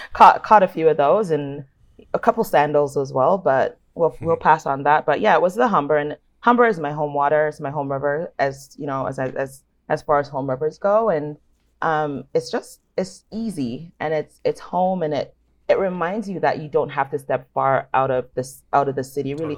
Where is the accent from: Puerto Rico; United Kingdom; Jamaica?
Jamaica; now in Toronto, Canada; growing up in Jamaica